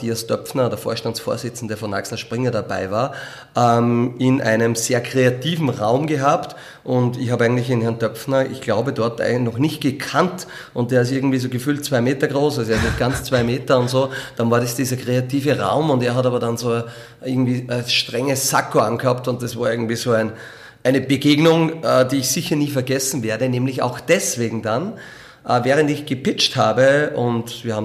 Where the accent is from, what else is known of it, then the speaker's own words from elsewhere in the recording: Linz, Upper Austria, Austria; Ja, na, das ist äh, Linz natürlich meine Heimatstadt und Sport gehört dazu.